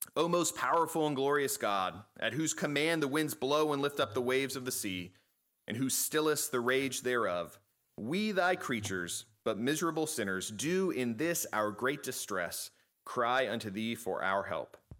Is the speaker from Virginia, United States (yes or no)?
yes; Chesapeake, Virginia, United States; I grew up in Chesapeake